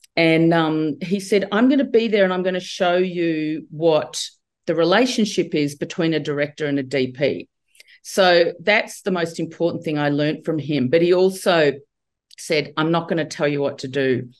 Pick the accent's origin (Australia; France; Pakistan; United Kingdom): Australia; I grew up in Australia